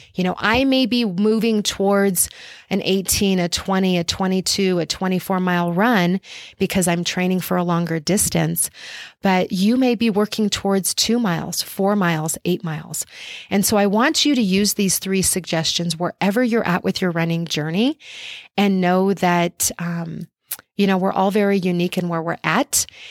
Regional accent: Albuquerque, New Mexico, United States; my hometown of Albuquerque, New Mexico

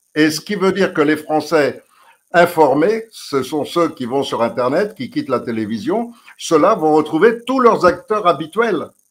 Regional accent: France; On est Français

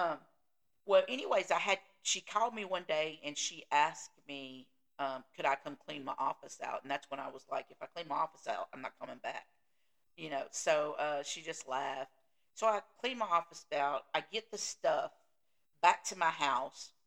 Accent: the South, United States; I'm from the South

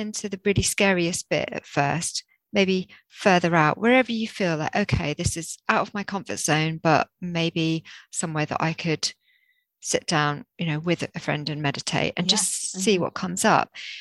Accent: Jersey; I grew up in the rural Jersey

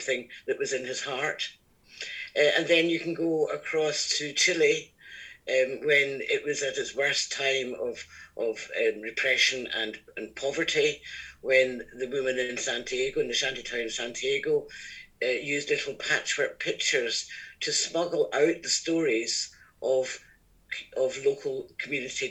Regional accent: Scotland, United Kingdom; accent: Scottish; I'm Scottish, as you can probably gather from my accent

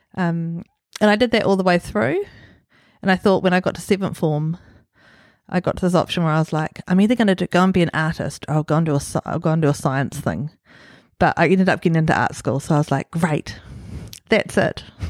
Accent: Auckland, New Zealand; also born or lived in Gizo, Solomon Islands / Huapai; I grew up in Swanson. I was born in Solomon Islands in Gizo

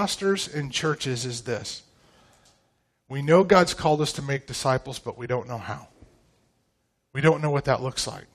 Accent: Pacific Northwest, United States; moved away as an adult; now in Tomball, Texas, United States; I grew up in the Pacific Northwest

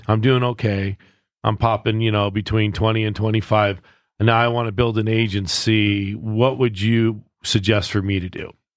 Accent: Southern California, United States; I'm a West Coast kid. Like, I grew up in Southern California

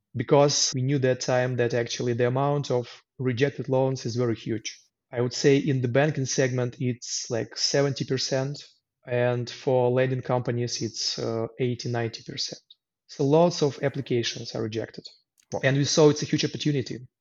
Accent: Luhansk, Luhansk Oblast, Ukraine; English is a second language; moved away as an adult; also born or lived in Kyiv, Ukraine; now in Poland; I was born in Lugansk in the east part of Ukraine. And in 2014, after uh, some internal separatist movement, I had to leave my home city and move to Kiev

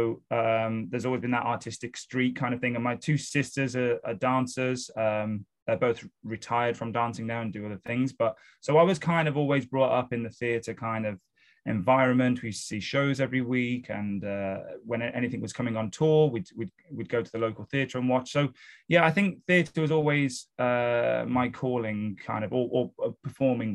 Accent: Wolverhampton, West Midlands, United Kingdom; moved away as an adult; now in London, United Kingdom; I'm from the UK. So I was born and raised in a city called Wolverhampton, which is just north of Birmingham, which is in the center of the UK.

